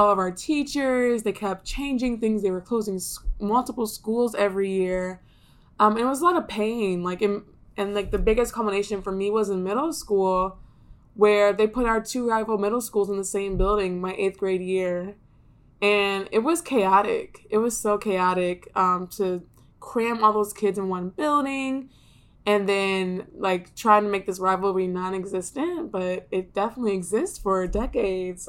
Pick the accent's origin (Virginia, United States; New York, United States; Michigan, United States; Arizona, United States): Michigan, United States; Ypsilanti; I grew up outside of Detroit in a suburb called Ypsilanti.